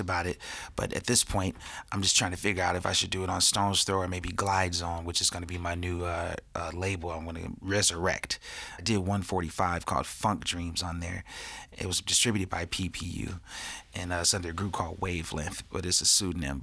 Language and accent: English; Pasadena, California, United States; I grew up in Pasadena